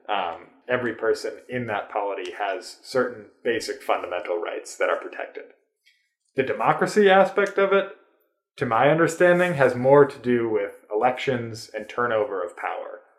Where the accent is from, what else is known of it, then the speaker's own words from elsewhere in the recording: United States; as an American